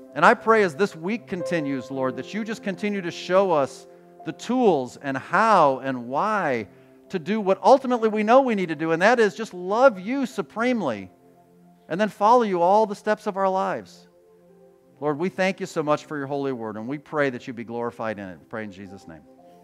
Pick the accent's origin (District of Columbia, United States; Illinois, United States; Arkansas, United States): Illinois, United States; Chicago; I grew up in Chicago